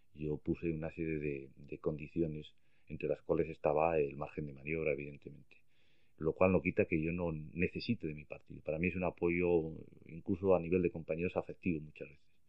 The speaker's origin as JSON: {"language": "Spanish", "town": "Logroño", "region": "La Rioja", "country": "Spain", "tie": "born or raised there", "also_born_or_lived": "Madrid", "moved": "as an adult", "said": "Yo nací en Bretón de los Herreros 12"}